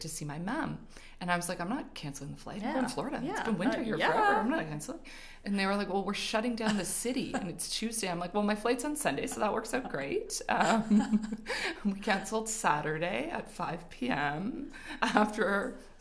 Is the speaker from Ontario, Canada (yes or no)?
no; Montreal, Quebec, Canada; moved away as an adult; now in Calgary, Canada; I was born and raised in Montreal. Moved out here with my husband in 2006